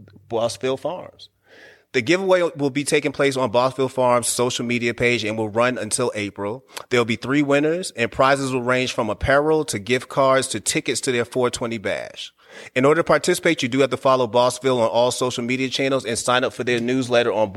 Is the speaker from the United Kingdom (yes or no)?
no; Boston, Massachusetts, United States; I grew up around nothing but Haitians in Boston